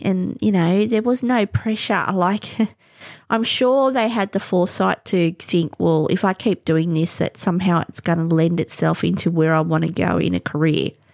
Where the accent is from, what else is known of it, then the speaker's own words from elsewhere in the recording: Australia; as an Australian